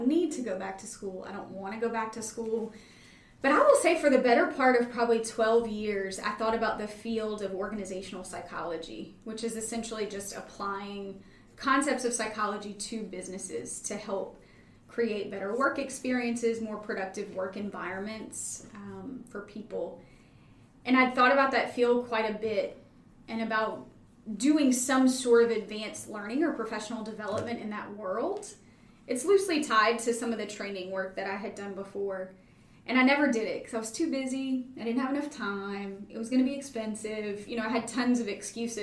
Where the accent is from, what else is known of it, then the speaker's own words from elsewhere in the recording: Baton Rouge, Louisiana, United States; moved away as an adult; also born or lived in Chicago; I grew up in Baton Rouge.